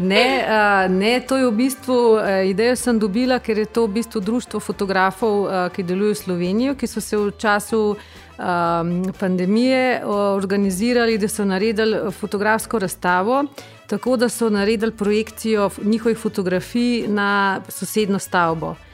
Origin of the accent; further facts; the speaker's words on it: Bistrica pri Tržiču, Upper Carniola, Slovenia; moved away as an adult; now in Belgrade, Serbia; sem iz Bistrice pri Tržiču